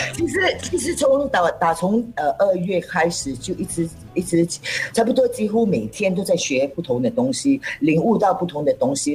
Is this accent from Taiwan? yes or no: no; Singapore; first language Cantonese; Chinese is a second language; 身为一个新加坡人，其实我们都是，呃，呃，呃，可以做多种语言的，但是我主要呢，我个人在讲我的 first language 是广东，然后 second language 是hokkien，在啊。third language 是english，然后Chinese 是拉斯，所以华语是最后一个语言